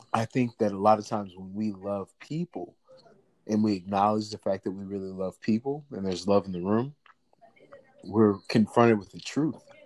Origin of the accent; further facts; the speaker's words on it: St. Louis, Missouri, United States; I'm originally from St. Louis, Missouri